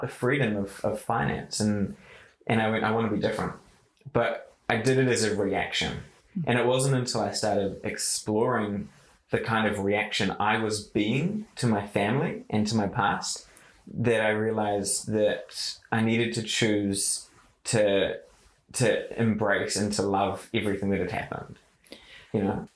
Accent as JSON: {"language": "English", "town": "Kaitaia", "region": "Northland", "country": "New Zealand", "tie": "born or raised there", "said": "I grew up in Kaitaia and in the far north"}